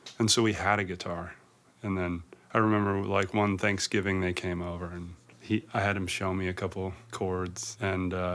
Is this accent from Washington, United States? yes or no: yes; Carnation, Washington, United States; also born or lived in Duvall, Washington; I grew up out in Carnation and Duval